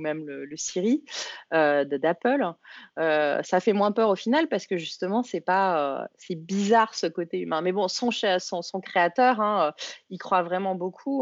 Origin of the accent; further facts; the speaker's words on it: France; accent: French; ça doit être mon accent français